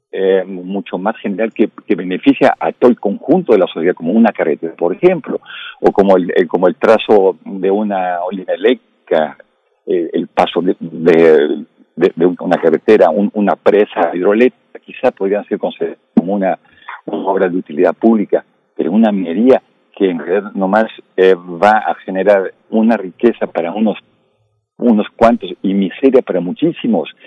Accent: Mexico

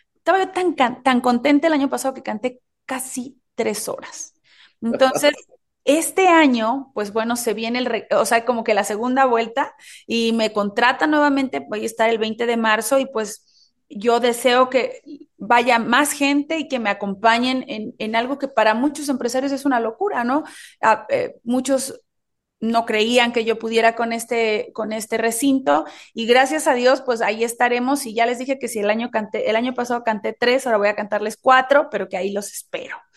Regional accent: Oaxaca, Mexico; el sazón de mi tierra

